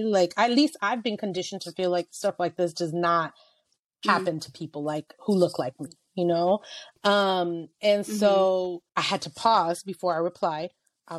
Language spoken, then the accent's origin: English; San Francisco, California, United States; the Macy's that, you know, I grew up looking at in San Francisco